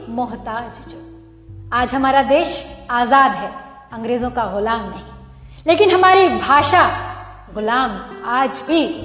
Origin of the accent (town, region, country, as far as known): India